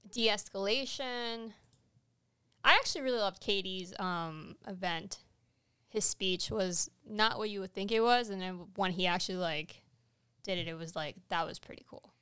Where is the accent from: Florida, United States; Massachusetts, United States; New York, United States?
Florida, United States; South; we are from South Florida